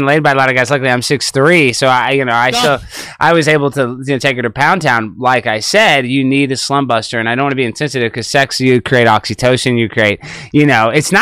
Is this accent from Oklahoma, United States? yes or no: no; Dallas, Texas, United States; I'm from Dallas. I'm East Texas.